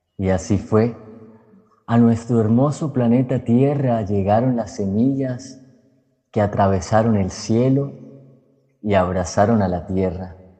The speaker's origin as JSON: {"language": "Spanish", "town": "Cúcuta", "region": "Norte de Santander", "country": "Colombia", "tie": "born or raised there", "moved": "yes", "lives_now": "Barranquilla, Colombia", "said": "Nací en Cúcuta, norte de Santander y hace 20 años llegué a una hermosa ciudad del Caribe colombiano, Barranquilla"}